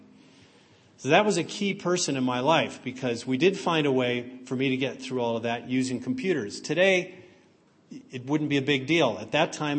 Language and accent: English; San Francisco Bay Area, California, United States; also born or lived in New Mexico; We moved to California from New Mexico to the San Francisco Bay Area because my parents looked for the schools that were the best for me